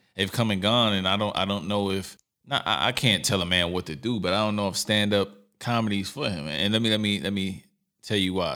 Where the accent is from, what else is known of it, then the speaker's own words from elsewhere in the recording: New York City, New York, United States; moved away; also born or lived in California; I'm from New York City, Brooklyn, to be exact, Lower East Side as well